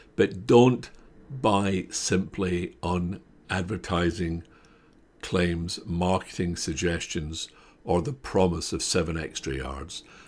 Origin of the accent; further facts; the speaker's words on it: Scotland, United Kingdom; I'm Scottish